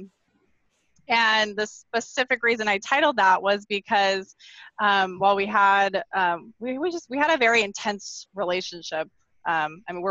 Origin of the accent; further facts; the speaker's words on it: Arizona, United States; I'm born and raised from Arizona.